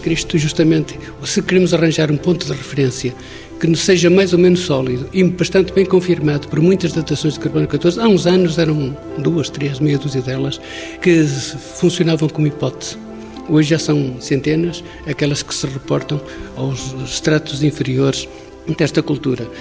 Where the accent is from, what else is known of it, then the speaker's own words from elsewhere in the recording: Sanfins, Portugal; eu nasci em São Fins, a minha avó nasceu nesta casa, no museu